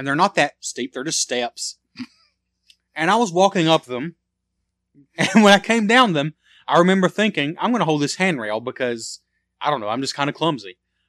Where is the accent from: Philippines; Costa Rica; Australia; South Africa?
Australia; We're from Australia, and you want to be our third Australian fan.